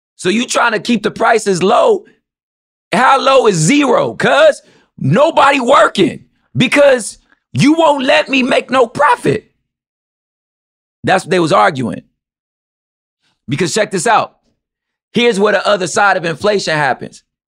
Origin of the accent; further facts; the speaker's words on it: United States; as American as I am